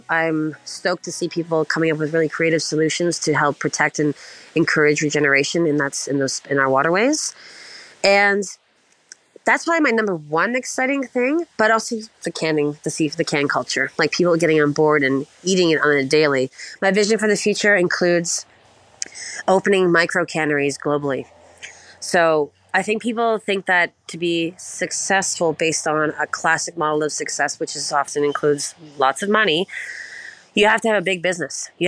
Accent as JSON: {"language": "English", "region": "East Coast", "country": "United States", "said": "I'm not going to cr- shut up because I'm from the East Coast and I will not stop talking, it would appear."}